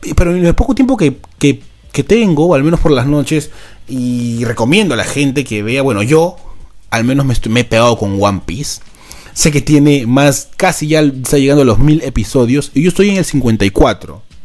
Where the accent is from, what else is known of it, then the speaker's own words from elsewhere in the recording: Peru; somos los peruanos que nos tocó laburar